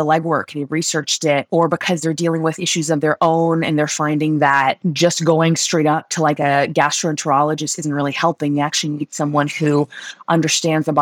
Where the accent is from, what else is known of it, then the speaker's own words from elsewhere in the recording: London, United Kingdom; moved away as an adult; also born or lived in Switzerland; now in United States; I grew up in London. I grew up in Switzerland. I grew up in London, actually